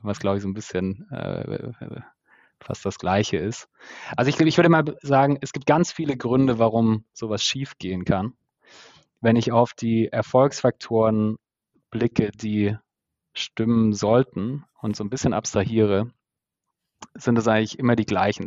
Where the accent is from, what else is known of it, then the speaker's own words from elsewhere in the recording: Stuttgart area, Baden-Württemberg, Germany; moved away as an adult; now in Berlin, Germany; aus dem Stuttgarter Raum, wo ich herkomme